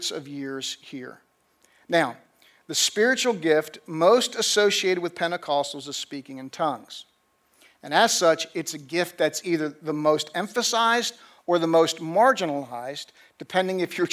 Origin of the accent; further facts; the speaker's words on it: New Jersey, United States; also born or lived in Middle Tennessee; now in Tennessee, United States; I grew up in New Jersey